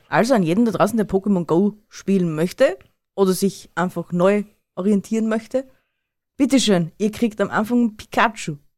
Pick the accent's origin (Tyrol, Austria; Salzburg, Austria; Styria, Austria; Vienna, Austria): Tyrol, Austria; bei uns in Tirol